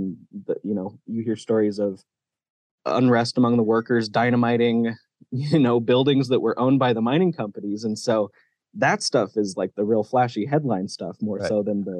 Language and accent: English; Sandpoint, Idaho, United States; I'm not from Kellogg or Wallace. I'm not from the Silver Valley, but I am from North Idaho. I'm from Sandpoint.